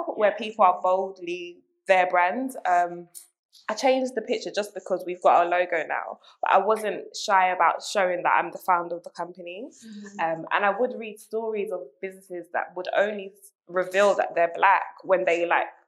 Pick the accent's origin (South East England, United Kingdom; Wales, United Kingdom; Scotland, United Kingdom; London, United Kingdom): London, United Kingdom; I'm very East London. I grew up in London